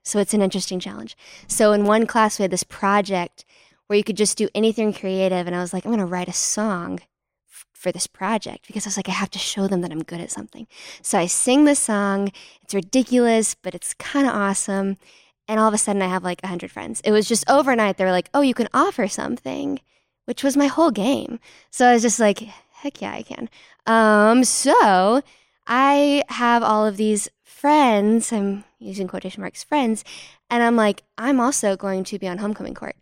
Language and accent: English; Fort Worth, Texas, United States; I'm from Fort Worth, Texas